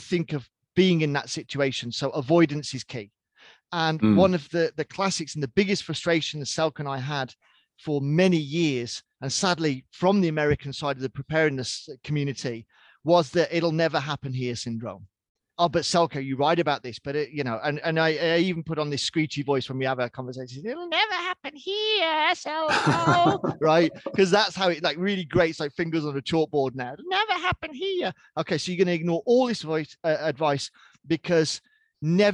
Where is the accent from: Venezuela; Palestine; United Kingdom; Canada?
United Kingdom; I'm British by birth.